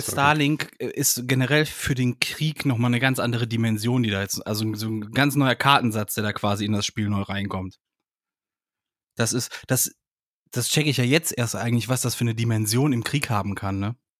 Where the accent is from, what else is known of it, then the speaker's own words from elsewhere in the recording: Germany; ich als Deutscher